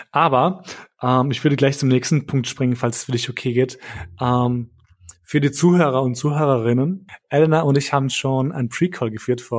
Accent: Kosovo; now in Germany; ich zum Beispiel habe keinen Bezug mehr zu meinem Heimatland Kosovo.

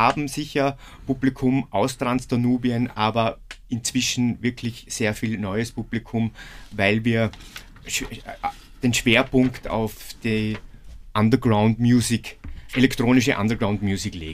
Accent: Vorarlberg, Austria; Also ich muss sagen, als Vorarlberger und Bergmensch.

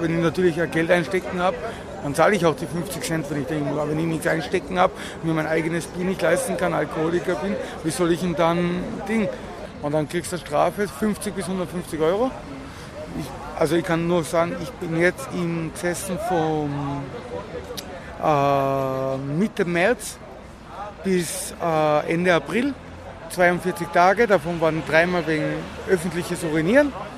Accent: Tyrol, Austria; now in Vienna, Austria; ich bin ja Tiroler

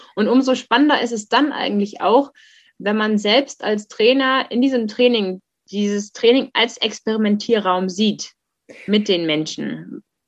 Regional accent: Germany; ich bin in der in der Nähe Hamburgs aufgewachsen.

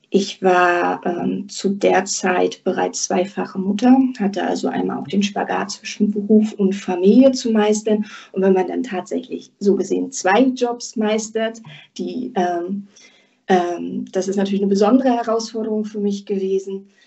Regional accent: Rostock, Mecklenburg-Vorpommern, Germany; also born or lived in Baden-Württemberg; weil ich bin von Baden-Württemberg zurück in meine Heimat nach Rostock gezogen

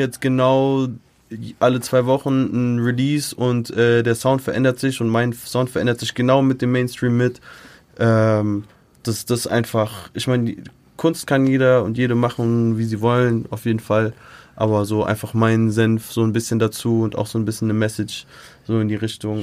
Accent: United States; now in Germany; ist auch meine Kindheit einfach so in Amerika

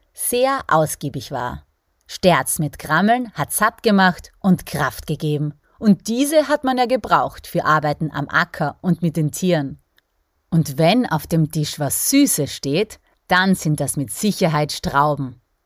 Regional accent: Styria, Austria; bei uns in der Steiermark

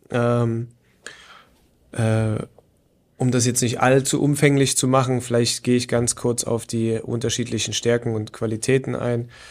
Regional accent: Leipzig, Saxony, Germany; moved away as an adult; also born or lived in Chemnitz; now in Wolfsburg, Germany; wie ihr schon rausgehört habt, sicherlich ähm, ist mein oder ist meine Heimatstadt Leipzig.

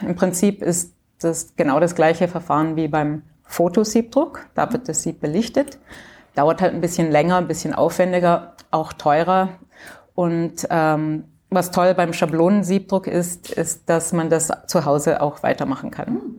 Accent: Canada; moved away as an adult; also born or lived in Graz, Austria / Bordeaux, France / Vienna, Austria / Germany; ich bin in Kanada aufgewachsen, deutsche Eltern, die sind ausgewandert

